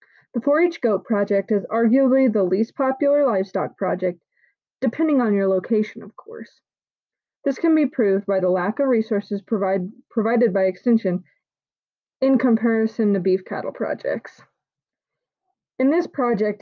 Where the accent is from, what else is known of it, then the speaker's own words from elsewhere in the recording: Loveland, Colorado, United States; I grew up and live in West Loveland, Colorado